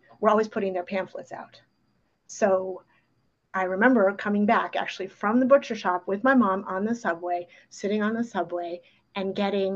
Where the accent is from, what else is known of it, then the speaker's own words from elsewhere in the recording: New York City, New York, United States; first language Ukrainian; English is a second language; it's New York City, you know, I'm growing up in the 70s.